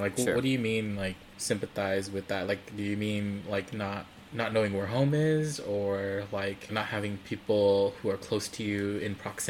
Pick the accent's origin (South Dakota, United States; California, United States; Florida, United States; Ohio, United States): California, United States; Fresno; we're 2.5 generation Hmong American. I was born in Fresno, California, you know, to parents who met at youth camp, you know, in the United States.